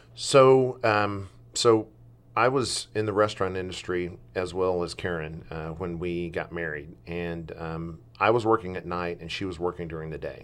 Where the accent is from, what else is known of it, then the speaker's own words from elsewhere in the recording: Milton, Florida, United States; also born or lived in Southern Alabama / Southern Mississippi; now in Oregon, United States; I was born in Milton, Florida